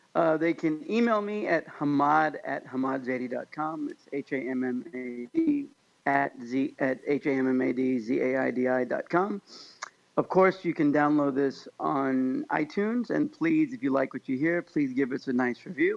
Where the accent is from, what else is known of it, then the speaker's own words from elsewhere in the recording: Kansas, United States; now in California, United States; I grew up in Kansas where you do say hi to everybody on the sidewalk